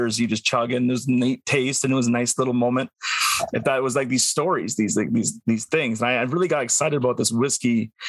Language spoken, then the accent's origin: English; Northern Alberta, Canada; I grew up in Northern Alberta in the cold